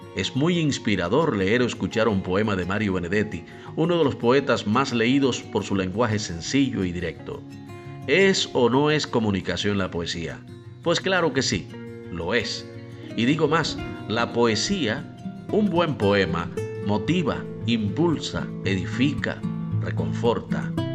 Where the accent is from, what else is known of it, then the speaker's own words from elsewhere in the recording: Cuba; soy el cubano de efecto C